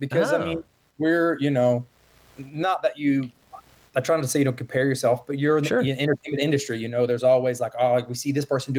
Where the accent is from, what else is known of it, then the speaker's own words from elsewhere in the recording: Hendersonville, North Carolina, United States; now in Nashville, United States; Yeah, from Hendersonville, North Carolina. Ever since I moved to Nashville, I've always just said Asheville